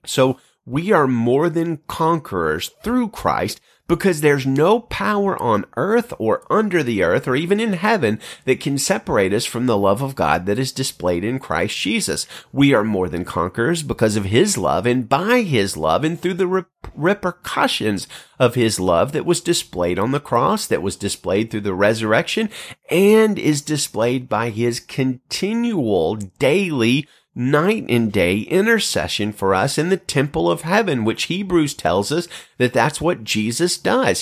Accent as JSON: {"language": "English", "town": "Birmingham", "region": "Alabama", "country": "United States", "tie": "born or raised there", "moved": "as an adult", "lives_now": "Central California, United States", "said": "my hometown of Birmingham, Alabama"}